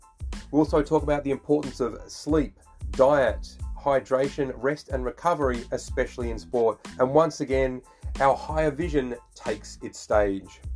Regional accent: Australia; We're three Aussie blokes

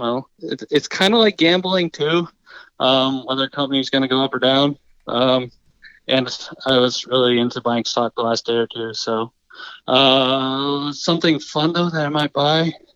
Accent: South Carolina, United States; I'm, I'm from South Carolina.

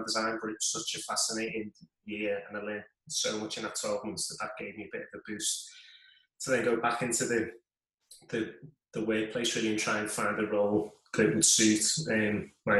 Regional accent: Liverpool, North West England, United Kingdom; I was born in Liverpool, England, still live there now, and never really moved very far away

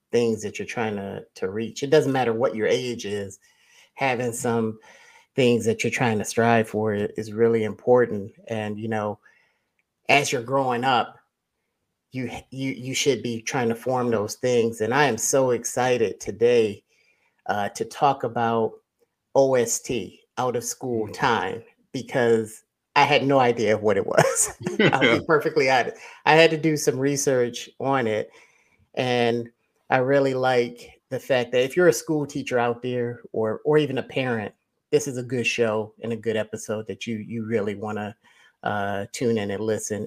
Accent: Ohio, United States; I'm from Ohio

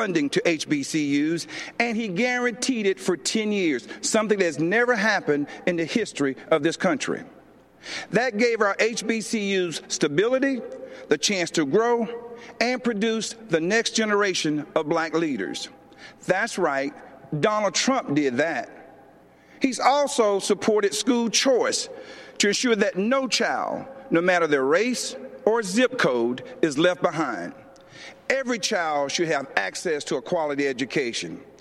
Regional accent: Laurel Hill, North Carolina, United States; moved away as an adult; also born or lived in Georgia; I grew up in the South, in Laurel Hill, North Carolina, Scotland County, the Green Pond community to be exact

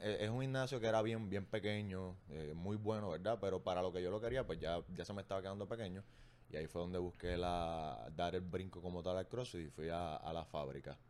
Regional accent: Arecibo, Puerto Rico; moved away as an adult; now in Bayamón, Puerto Rico; soy de Arecibo, llegué a Bayamón por trabajo

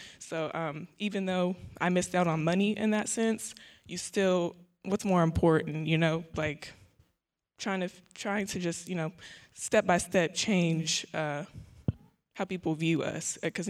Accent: Oklahoma, United States; I'm actually from Oklahoma, too. I'm a psychology major here at Prairie View.

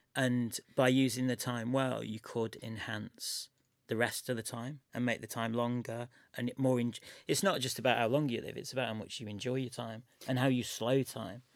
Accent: Chester, North West England, United Kingdom; also born or lived in Manchester; I'm from Chester, which is just up the road, and I lived in Manchester for, I know, five or six years.

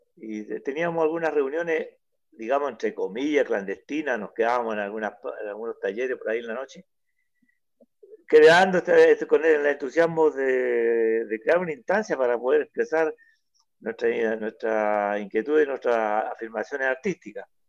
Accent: Mejillones, Antofagasta, Chile; yo soy de Mejillones

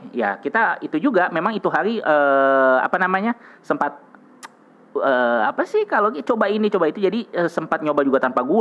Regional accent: Jakarta, Indonesia; born there; Lahir di Jakarta, sekarang juga usaha juga di Jakarta.

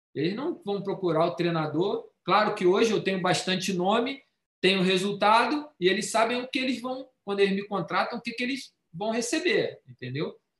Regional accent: Brazil; moved away as an adult; also born or lived in United Arab Emirates / South Korea / Qatar; now in Thailand; Eu sou brasileiro

